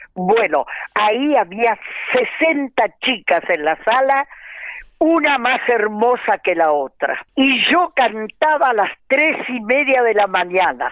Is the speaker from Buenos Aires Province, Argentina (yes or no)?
yes; Balcarce, Buenos Aires Province, Argentina; also born or lived in Mexico; now in Mar del Plata, Argentina; Balcarce, mi ciudad natal